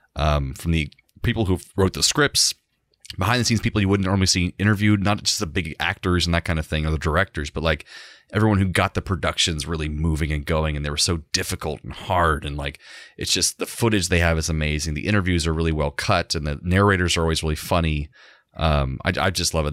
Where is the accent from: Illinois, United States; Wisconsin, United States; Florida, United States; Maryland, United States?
Florida, United States; Orlando; I grew up and live in Orlando all this time.